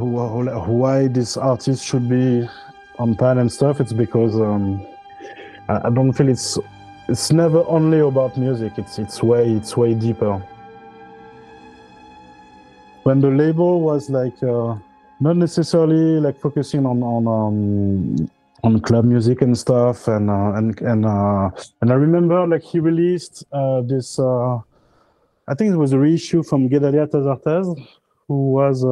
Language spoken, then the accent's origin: English; Honduras; now in Paris, France; I'm originally from Honduras. I was born there like in the mid 80s.